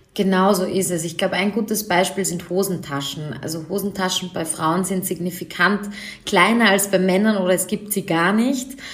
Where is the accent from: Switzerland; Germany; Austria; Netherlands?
Austria; Vienna; Ich komme aus Wien